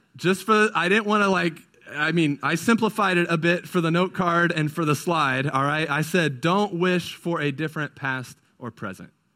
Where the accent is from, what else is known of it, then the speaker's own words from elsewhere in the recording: California, United States; now in Indiana, United States; I grew up in California, so that's not what we did out there. But ever since moving to Indiana